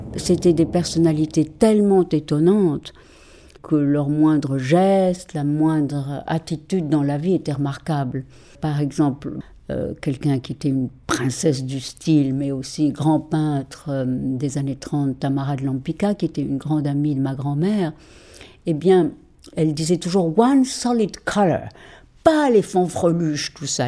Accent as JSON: {"language": "French", "country": "Mexico", "tie": "born or raised there", "also_born_or_lived": "Paris, France", "moved": "as an adult", "lives_now": "France", "said": "j'ai été élevée au Mexique"}